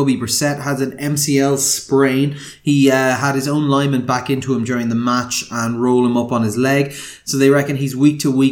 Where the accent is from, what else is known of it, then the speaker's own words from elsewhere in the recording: Ireland; moved away as an adult; also born or lived in Donegal / Galway; as an Irishman